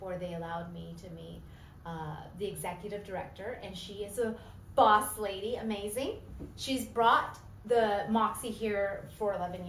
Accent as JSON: {"language": "English", "town": "Los Angeles", "region": "California", "country": "United States", "moved": "yes", "lives_now": "Memphis, United States", "said": "I'm an LA girl, and I love the grit here"}